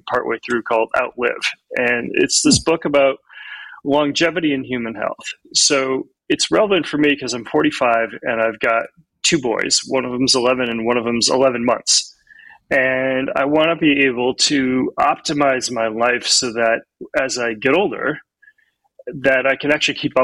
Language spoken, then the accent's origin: English; Ann Arbor, Michigan, United States; also born or lived in Chicago, Illinois; now in Austin, United States; I am from Austin, Texas, originally born in Ann Arbor, Michigan, lived in Chicago for most of my adult life